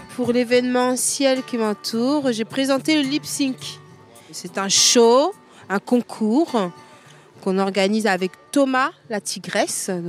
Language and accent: French; Paris, Île-de-France, France; moved away as an adult; now in Marseille, France; je viens de Paris. J'habite à Marseille depuis 9 ans